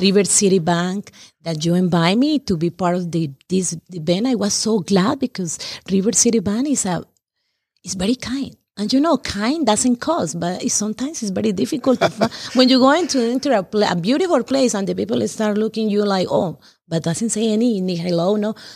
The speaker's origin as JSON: {"language": "English", "country": "Colombia", "tie": "born or raised there", "second_language": "English", "moved": "as an adult", "lives_now": "Taylorsville, United States", "said": "I was born in Colombia"}